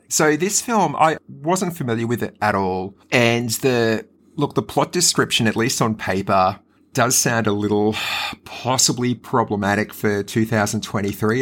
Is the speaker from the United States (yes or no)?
no; Brisbane, Queensland, Australia; growing up in Brisbane